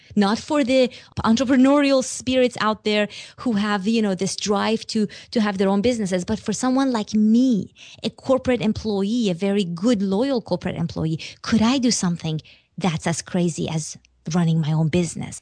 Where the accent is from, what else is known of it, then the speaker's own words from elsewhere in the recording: Iran; moved away; I'm from Iran